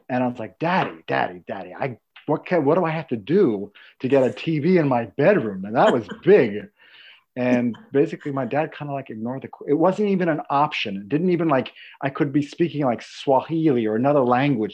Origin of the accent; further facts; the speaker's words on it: New York, United States; I'm from New York